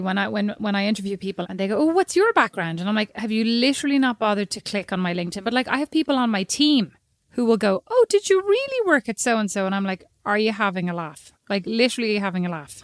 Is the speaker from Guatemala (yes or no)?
no; Ireland; I'm Irish.